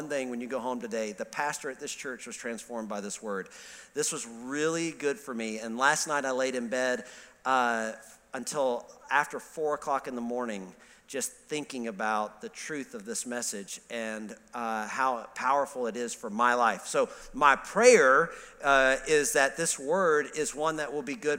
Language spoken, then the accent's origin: English; Alabama, United States; moved away; I grew up in Alabama